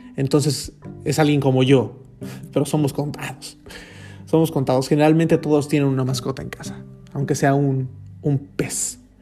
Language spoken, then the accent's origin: Spanish; Tuxtla Gutiérrez, Chiapas, Mexico; moved away as an adult; also born or lived in Monterrey, Nuevo León, Mexico; now in Madrid, Spain; siendo un mexicano sin deberla ni temerla, solitario en Madrid